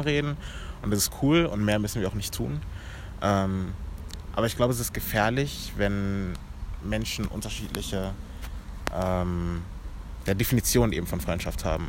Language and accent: German; Germany; Ich bin in Deutschland geboren